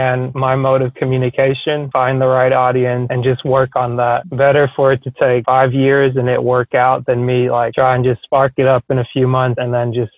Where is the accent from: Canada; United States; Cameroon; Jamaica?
Cameroon; And I'm originally from Cameroon, which is known well for playing soccer